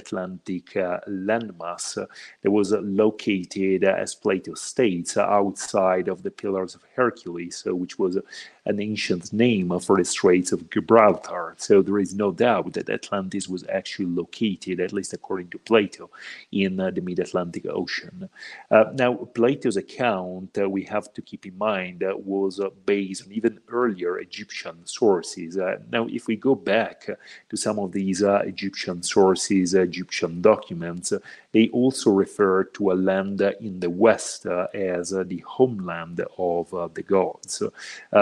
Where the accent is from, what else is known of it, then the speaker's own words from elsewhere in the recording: Italy; moved away as an adult; now in Mexico; I'm originally from Italy, but I've been living in Mexico for the past 6 years now